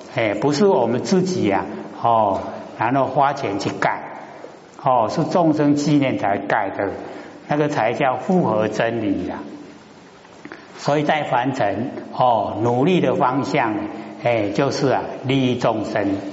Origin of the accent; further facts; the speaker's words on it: Taiwan; 我们台湾话讲含里合里